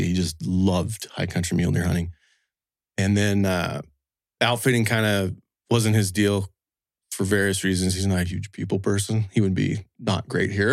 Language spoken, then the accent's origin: English; Wyoming, United States; I was actually born and raised in, uh, Wyoming